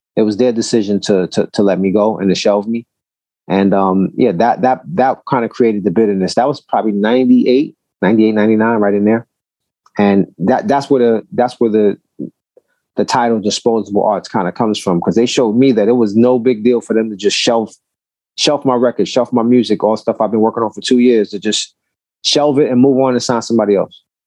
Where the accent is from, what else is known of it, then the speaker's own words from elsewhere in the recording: New York City, New York, United States; I'm from Brooklyn